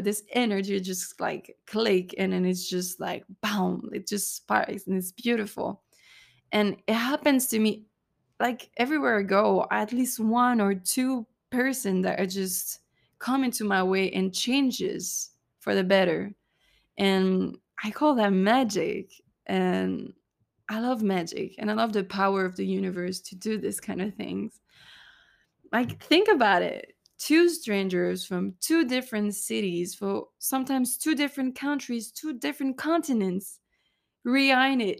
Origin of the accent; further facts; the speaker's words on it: Cannes, Provence-Alpes-Côte d'Azur, France; moved away as an adult; also born or lived in Texas, United States; I come from Cannes, which is in the French Riviera in the south of France